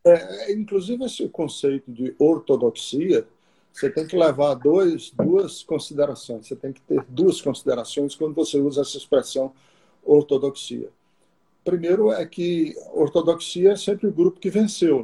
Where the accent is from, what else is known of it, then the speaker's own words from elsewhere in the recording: Londrina, Paraná, Brazil; moved away; also born or lived in Fortaleza, Ceará / Garça, São Paulo; eu cresci uma boa parte da minha vida em Londrina, no Paraná, mas sou é, fui gerado em São Paulo, em Garça, em São Paulo, interior de São Paulo, e nasci em Fortaleza